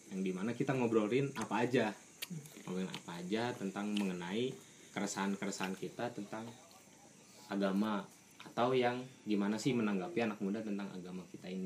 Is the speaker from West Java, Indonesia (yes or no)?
yes; Sukabumi, West Java, Indonesia; saya asli USA orang Sunda asli kebetulan lahirnya di Sukabumi